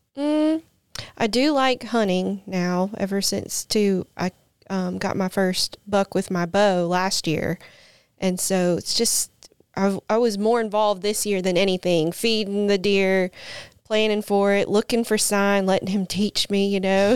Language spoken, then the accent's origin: English; Bay St. Louis, Mississippi, United States; now in Brandon, United States; I'm originally from the Gulf Coast, though. I grew up in Bay St. Louis